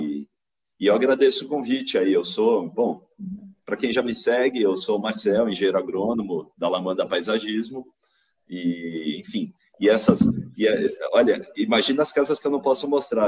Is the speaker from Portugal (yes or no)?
no; São Paulo, Brazil; moved away as an adult; also born or lived in Piracicaba; now in Vinhedo, Brazil; voltei para São Paulo, que é da onde eu sou, né? Eu sou paulistano, né? Hoje eu moro em Vinhedo, interior de São Paulo